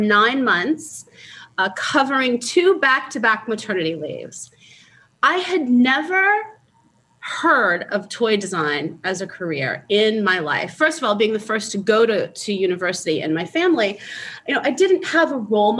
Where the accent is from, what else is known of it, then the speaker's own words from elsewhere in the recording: New Orleans, Louisiana, United States; moved away as an adult; also born or lived in California; I grew up in New Orleans